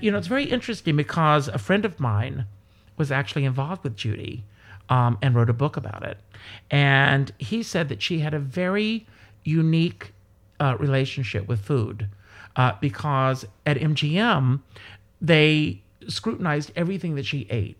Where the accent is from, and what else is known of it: South Carolina, United States; born or raised there; moved away